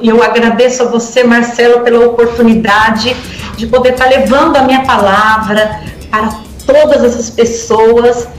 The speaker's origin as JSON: {"language": "Portuguese", "town": "Guarujá", "region": "São Paulo", "country": "Brazil", "said": "eu sou do Guarujá"}